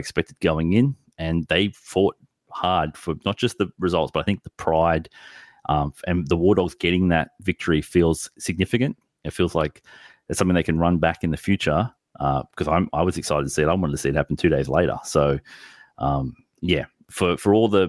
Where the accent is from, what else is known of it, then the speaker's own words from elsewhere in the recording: Australia; we look to as Australians